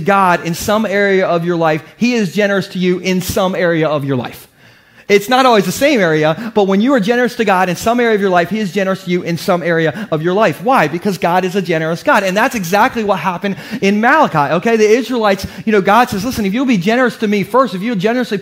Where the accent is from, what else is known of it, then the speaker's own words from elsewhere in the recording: Gumboro, Delaware, United States; I'm from Gumboro